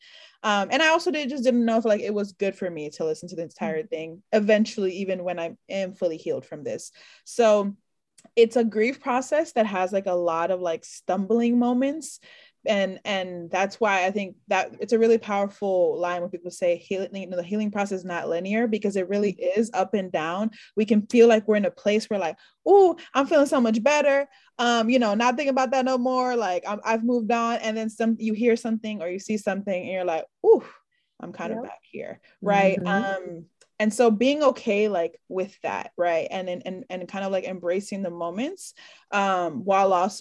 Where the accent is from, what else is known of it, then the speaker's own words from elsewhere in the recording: New York, United States; I'm from New York